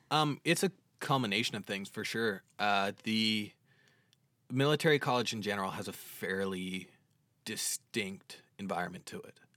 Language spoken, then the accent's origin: English; Dartmouth, Nova Scotia, Canada; also born or lived in Halifax / Quebec; I'm originally from Dartmouth. I've lived in the same house for the past twenty-one years.